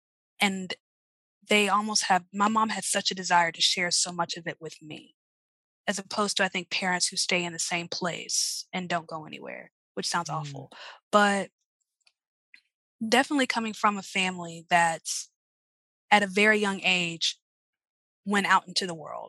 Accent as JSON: {"language": "English", "town": "Charlotte", "region": "North Carolina", "country": "United States", "tie": "born or raised there", "also_born_or_lived": "Columbia", "lives_now": "New Orleans, United States", "said": "Yeah, I was born in Columbia, raised in Charlotte. So Charlotte's home."}